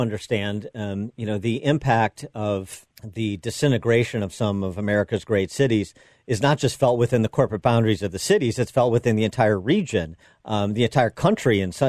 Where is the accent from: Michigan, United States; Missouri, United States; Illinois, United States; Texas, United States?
Illinois, United States; Chicago; my home city of Chicago